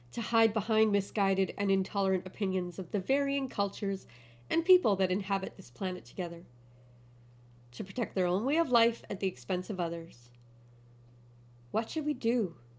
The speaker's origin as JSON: {"language": "English", "country": "Canada", "also_born_or_lived": "China", "moved": "as an adult", "lives_now": "Kuwait", "said": "I'm Canadian. I'm half German. I was raised in a small town, community location on a large but slow-paced island."}